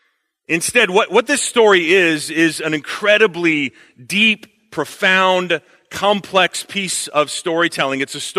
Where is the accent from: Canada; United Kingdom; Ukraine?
Canada; also born or lived in China; fun fact about me, also Canadian, but my wife has influenced me, so you don't hear it as much in my accent.